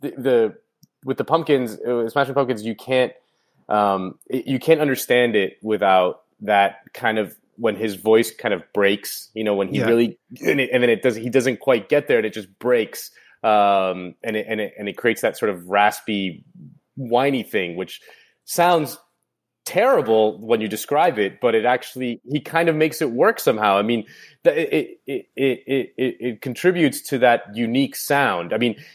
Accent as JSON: {"language": "English", "town": "Miami", "region": "Florida", "country": "United States", "tie": "born or raised there", "said": "When I was growing up I grew up in Miami"}